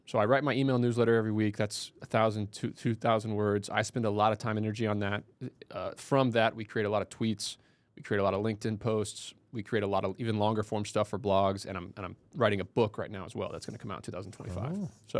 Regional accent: Indiana, United States; also born or lived in Ithaca, New York; I grew up in Southern Indiana, went to school there.

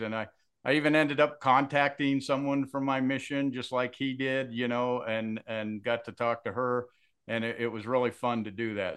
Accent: Kaysville, Utah, United States; I grew up in Kaysville, Utah

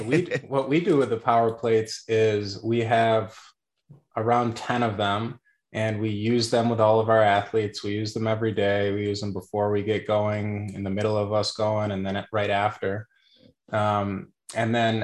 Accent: Syracuse, New York, United States; also born or lived in Onondaga; I'm actually originally from Syracuse, New York, or like upstate New York. I grew up near in Syracuse, in Onondaga, back and forth

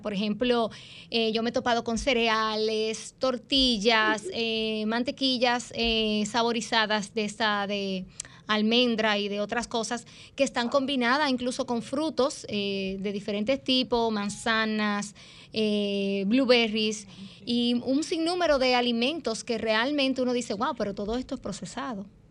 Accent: Dominican Republic; yo soy ahí dominicana, dominicana

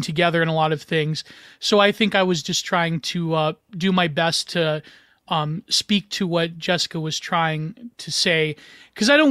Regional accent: Canada; I'm Canadian

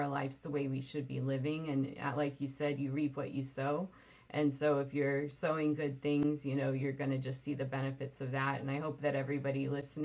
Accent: Sweden; I was born in Sweden

